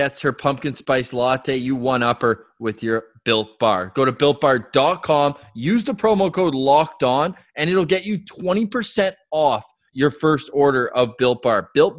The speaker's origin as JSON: {"language": "English", "town": "Halifax", "region": "Nova Scotia", "country": "Canada", "tie": "born or raised there", "said": "Fans of the show know I grew up living in Halifax for a few years."}